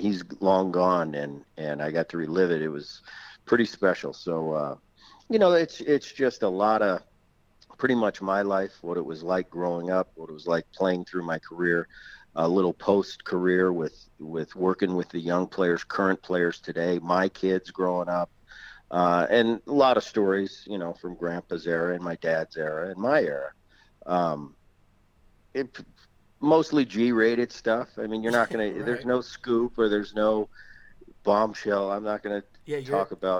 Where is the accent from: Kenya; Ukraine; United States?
United States; Philadelphia, Pennsylvania; also born or lived in New Jersey; growing up in Philly and going to the ballpark when I was 4 and 5 years old